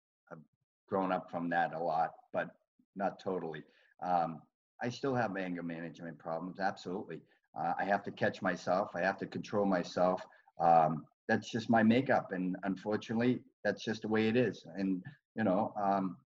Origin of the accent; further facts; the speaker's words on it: Boston, Massachusetts, United States; growing up in Southie at that time, it was a good place, but it was a tough place to grow up